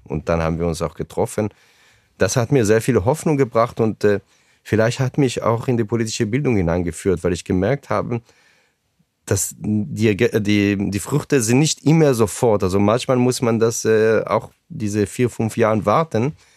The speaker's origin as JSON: {"language": "German", "area": "a kibbutz in the Negev Desert", "region": "Southern District", "country": "Israel", "tie": "born or raised there", "also_born_or_lived": "Ramat Gan", "second_language": "German", "moved": "as an adult", "lives_now": "Frankfurt, Germany", "said": "dort ist mein Kibbutz, wo ich aufgewachsen bin, wo auch meine Eltern heute leben."}